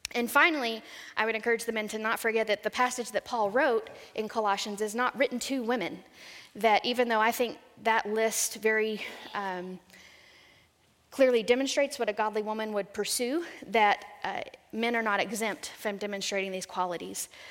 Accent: San Saba, Texas, United States; I grew up in central Texas in a little town called San Saba

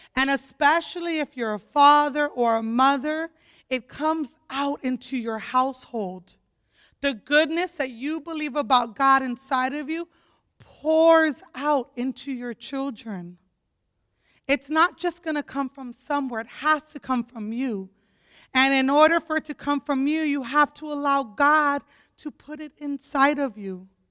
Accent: Opelika, Florida, United States; I grew up in Opelika, Florida

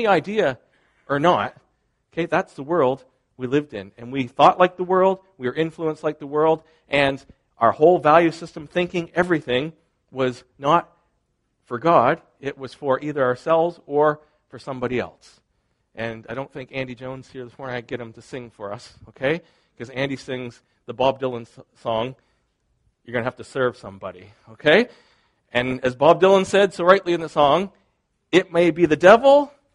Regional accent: Canada; part of my identity is I am Canadian, not just Molson Canadian, but as in Canadian, I am Canadian.

